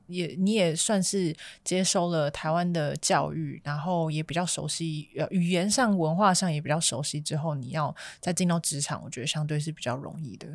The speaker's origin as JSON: {"language": "Chinese", "country": "Malaysia", "tie": "born or raised there", "moved": "as an adult", "lives_now": "Taiwan", "said": "我本身其实拿的是台湾的身份证，因为我在台湾啊。出生，然后我妈妈那边是台湾籍，然后是，她是。带着我就三岁的时候就，我们就全家移民到马来西亚，就我爸爸的家乡那边"}